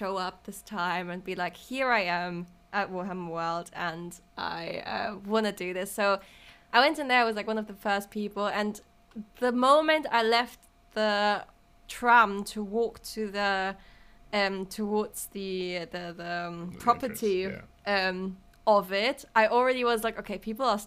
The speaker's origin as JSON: {"language": "English", "country": "Germany", "also_born_or_lived": "Paris / Berlin / Nottingham", "second_language": "English", "moved": "as an adult", "lives_now": "London, United Kingdom", "said": "I'm from Germany, but I've lived lots of different places in Paris before, and in Berlin, and in Nottingham, and in London now"}